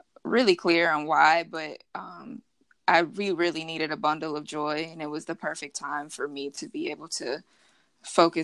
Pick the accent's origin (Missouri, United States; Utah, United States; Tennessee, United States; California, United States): Missouri, United States; Kansas City; moved away as an adult; now in Los Angeles, United States; I'm originally from Kansas City, born and raised, but LA is where I reside